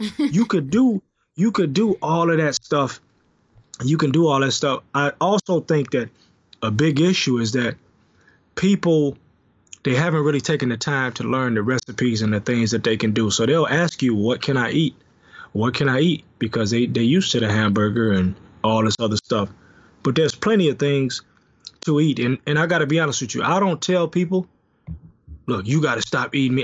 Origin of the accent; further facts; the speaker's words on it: Detroit, Michigan, United States; I'm from Detroit